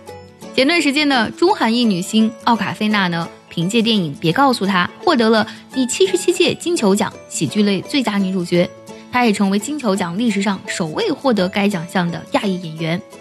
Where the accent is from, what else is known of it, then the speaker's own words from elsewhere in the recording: China; 我们中国人